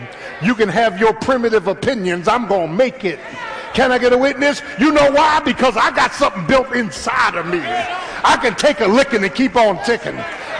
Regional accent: Philadelphia, Pennsylvania, United States; I'm from South Philly. I could fight.

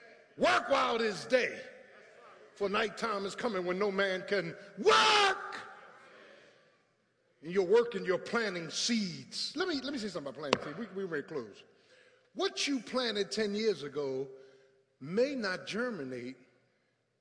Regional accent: Philadelphia, Pennsylvania, United States; moved away as an adult; I grew up in South Philly with tar and pavement

